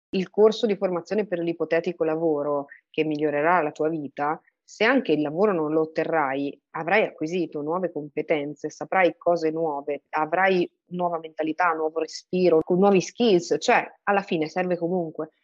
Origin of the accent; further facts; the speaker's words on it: England, United Kingdom; moved away; io sono cresciuta in Inghilterra